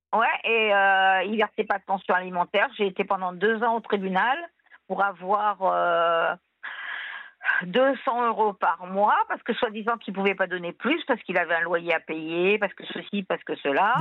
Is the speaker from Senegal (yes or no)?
no; Tunisia; now in France; Moi, je viens de Tunisie